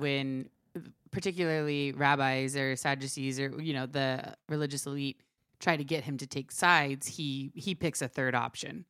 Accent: Maryland, United States; also born or lived in Cuba; my earliest memory is when I was three. and we moved from Cuba to Fr, uh, Maryland.

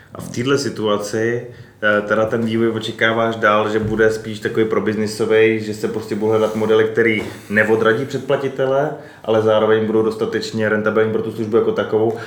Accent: Czechia; u nás v Čechách

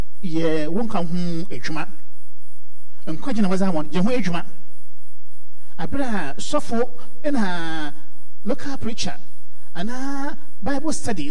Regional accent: Nigeria; Hey, I'm so from Nigeria.

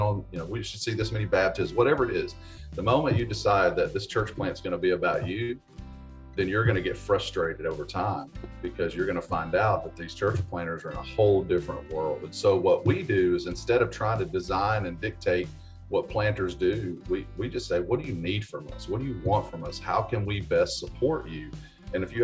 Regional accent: Bossier City, Louisiana, United States; moved away as an adult; also born or lived in Springfield, Missouri / Corpus Christi, Texas / Baton Rouge, Louisiana; I am originally from Bossier City, Louisiana, Shreveport, Bossier area

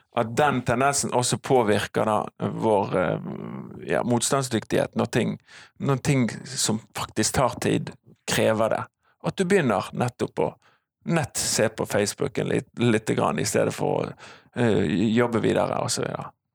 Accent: Bergen, Vestland, Norway; also born or lived in Canada; jeg kommer fra Halvt fra Fana og halvt fra Canada. Min, min, mor er kanadisk

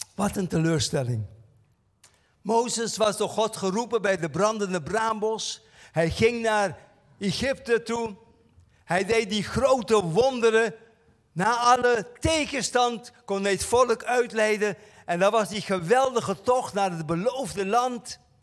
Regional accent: Curaçao; bij ons op Curaçao

